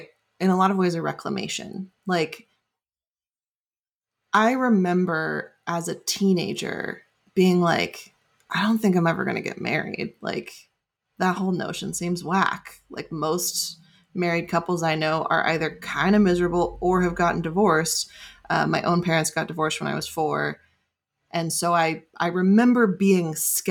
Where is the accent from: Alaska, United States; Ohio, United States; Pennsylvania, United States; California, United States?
California, United States; Bay Area; I grew up in the Bay Area.